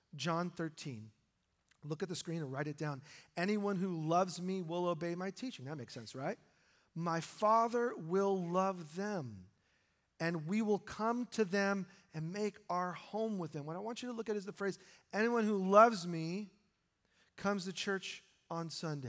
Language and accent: English; New York, United States; now in Oregon, United States; my wife and I were born in New York